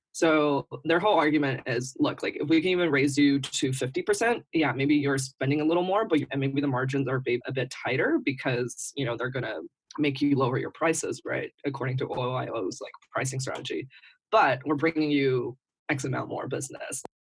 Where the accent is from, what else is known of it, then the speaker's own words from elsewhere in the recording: United States; also born or lived in New Delhi, India; now in Beijing, China; I am from the United States